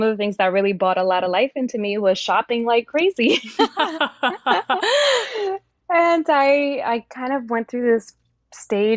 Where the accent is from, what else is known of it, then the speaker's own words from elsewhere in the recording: New York, United States; also born or lived in Dominican Republic / Yonkers, New York; I grew up in New York.